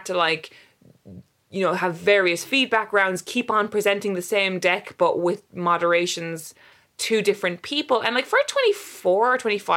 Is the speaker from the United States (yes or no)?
no; Cork, Munster, Ireland; moved away as an adult; also born or lived in London; I grew up in Cork and then I went to university in Cork